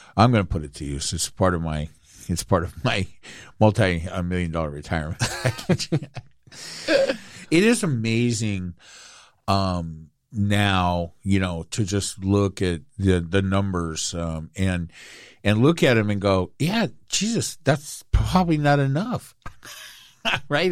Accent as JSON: {"language": "English", "town": "Inglewood", "region": "California", "country": "United States", "tie": "born or raised there", "also_born_or_lived": "Anaheim", "said": "I grew up in Inglewood and I watched them build the Forum."}